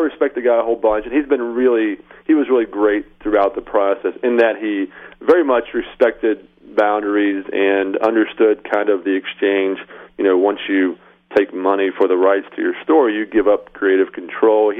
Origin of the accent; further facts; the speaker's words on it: Atlanta, Georgia, United States; I grew up in Atlanta